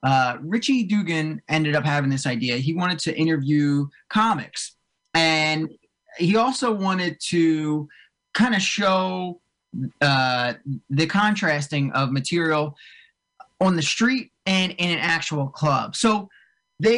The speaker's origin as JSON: {"language": "English", "town": "Cherry Hill", "region": "New Jersey", "country": "United States", "tie": "born or raised there", "moved": "as an adult", "lives_now": "Morristown, United States", "said": "I grew up right outside of like Cherry Hill, way down south"}